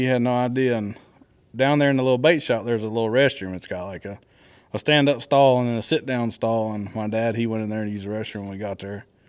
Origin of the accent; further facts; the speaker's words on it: Florida, United States; growing up in Florida